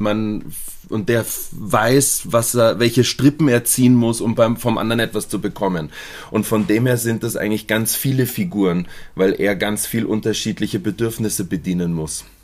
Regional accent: Munich, Bavaria, Germany; ich bin in München aufgewachsen

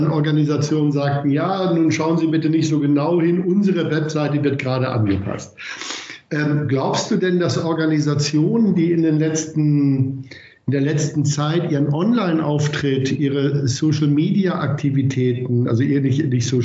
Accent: Vienna, Austria; Naja, das wäre für mich als Wiener natürlich nahelegen

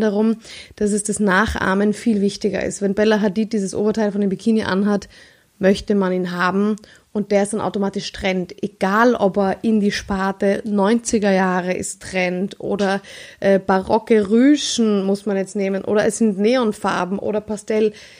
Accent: Vienna, Austria; ich bin Wienerin

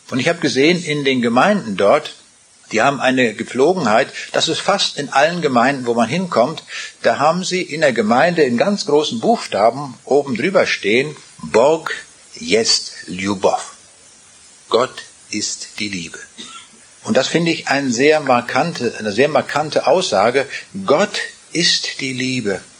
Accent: Rheineck, Kaliningrad Oblast, Russia; born there; Ich bin geboren in Ostpreußen und zwar vielleicht im allerkleinsten Dorf von Ostpreußen.

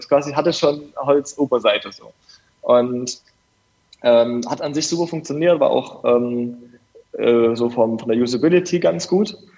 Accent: Dresden, Saxony, Germany; ich komme aus Dresden

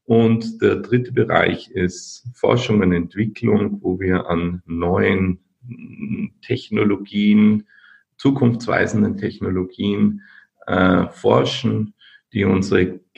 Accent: Linz, Upper Austria, Austria; Ich komme aus Linz, Österreich an der Donau, und heute ist 6. Dezember, mein Namenstag.

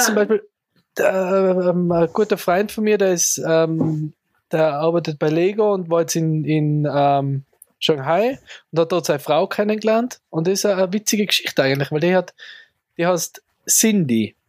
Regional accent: Tyrol, Austria; als Tiroler

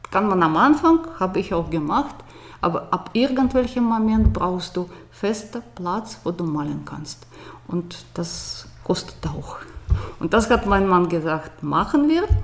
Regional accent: Moscow, Moscow Oblast, Russia; also born or lived in Soviet Union; Ich komme aus Moskau, da war ich an der Grenze von Moskau geboren, Moskau-Region eigentlich. Und Moskau ist nicht Russland, das ist was ganz ein bisschen anderes. Und ich bin noch in einem ganz anderen Land geboren, Sowjetunion.

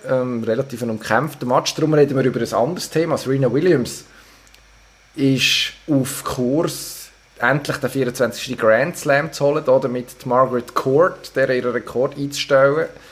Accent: Solothurn, Switzerland; ich als Solothurner

